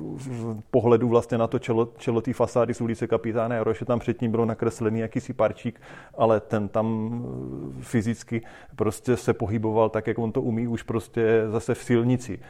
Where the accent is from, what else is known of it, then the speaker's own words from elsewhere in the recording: Boskovice, South Moravian Region, Czechia; U nás v Boskovicích